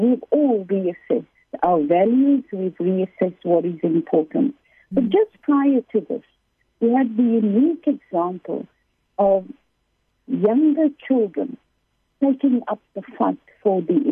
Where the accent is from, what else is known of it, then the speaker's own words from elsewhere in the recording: South Africa; I'm South African